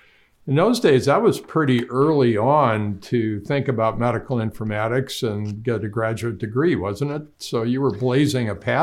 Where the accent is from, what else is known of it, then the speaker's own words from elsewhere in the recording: Duluth, Minnesota, United States; I grew up in Duluth, Minnesota.